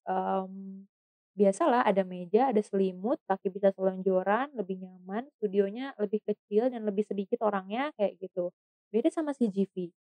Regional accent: Bogor, West Java, Indonesia; kota saya sendiri, di kota Bogor

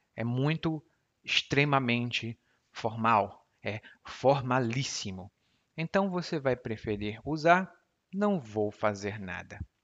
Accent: Brazil; first language Portuguese; eu não sinto como brasileiro falante nativo de português

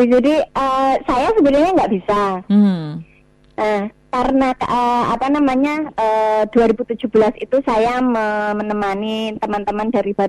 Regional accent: East Java, Indonesia; Iya, jadi memang saya orang Osing

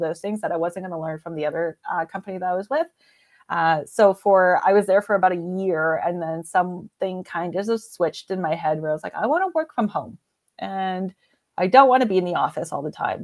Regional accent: British Columbia, Canada; moved away as an adult; also born or lived in Alberta; I decided that I didn't wanna be in British Columbia anymore, so I'm Canadian.

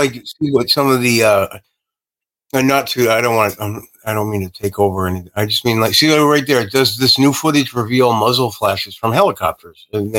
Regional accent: United States; I'm an American

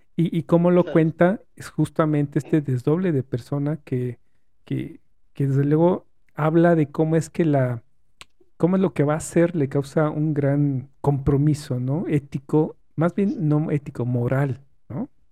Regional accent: Mexico; como mexicano

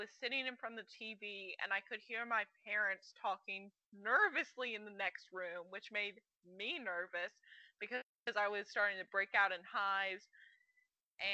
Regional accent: Birmingham, Alabama, United States; I'm from Birmingham, Alabama

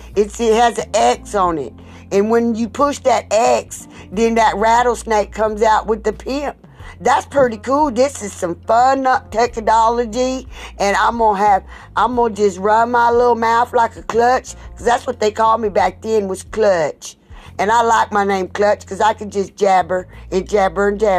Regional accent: South Carolina, United States; I'm from South Carolina.

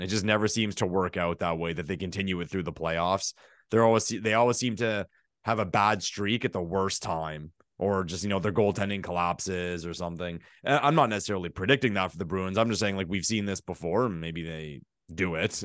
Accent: Ottawa, Ontario, Canada; I'm from Ottawa

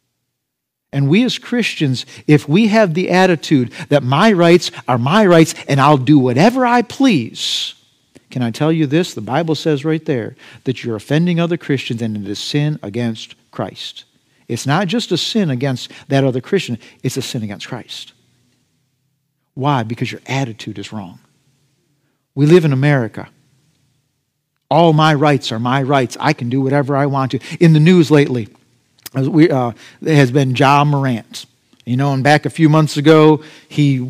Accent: United States; as an American

